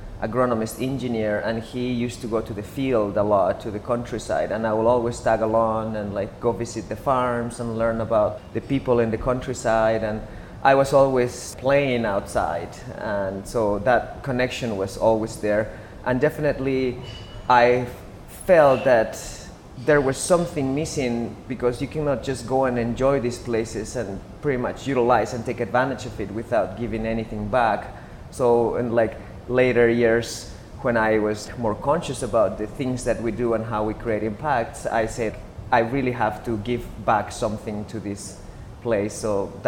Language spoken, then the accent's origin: English; Cusco, Peru; also born or lived in Manu; I'm born and raised in Cusco